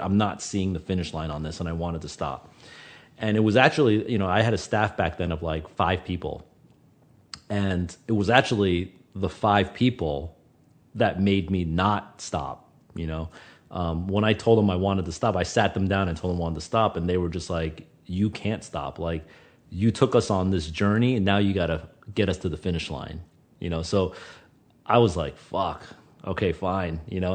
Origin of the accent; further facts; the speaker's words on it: New York, United States; I was from New York